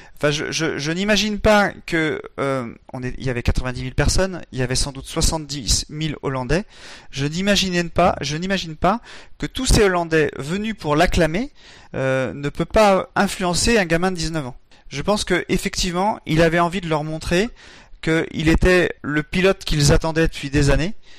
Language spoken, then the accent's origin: French; France; en tant que Français